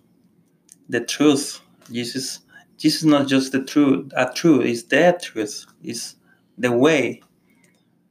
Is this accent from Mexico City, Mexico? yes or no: no; Monterrey, Nuevo León, Mexico; now in Holland, Michigan, United States; I come from Monterrey, Mexico, and the city is surrounded by mountains.